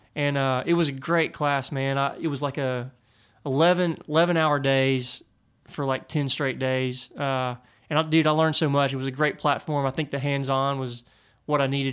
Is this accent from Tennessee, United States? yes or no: yes; near Nashville, Tennessee, United States; I grew up near Nashville